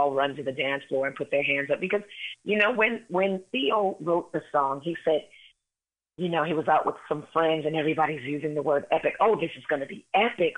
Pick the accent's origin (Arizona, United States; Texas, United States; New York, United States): New York, United States; New York City; Brooklyn born and bred.